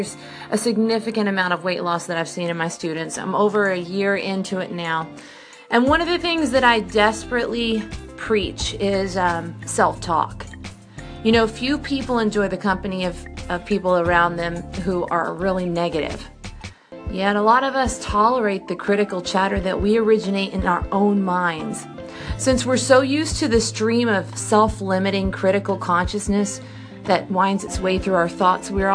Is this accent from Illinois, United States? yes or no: no; Brenham, Texas, United States; I'm from Brenham, Texas